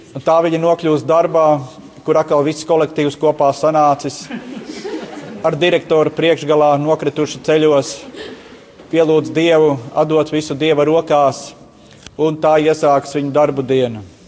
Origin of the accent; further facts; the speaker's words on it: Latvia; Mēs vēl te Latvijā